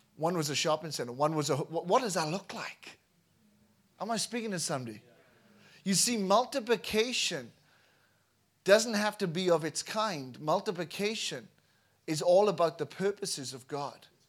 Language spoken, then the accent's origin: English; Wales, United Kingdom; moved away as an adult; I was born in Wales, uh, raised in Wales, and in two thousand five left Wales